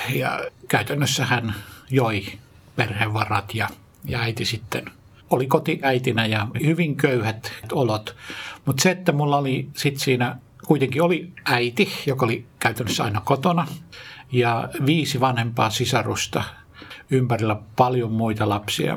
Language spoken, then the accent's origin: Finnish; Jyväskylä, Central Finland, Finland; moved away; also born or lived in Tikkakoski; Mä oon lähtöisin Keski-Suomesta, Jyväskylästä, syntynyt Tikkakoskella ja siellä Palokassa sitten asunut ja varttunut, kasvanut nuoreksi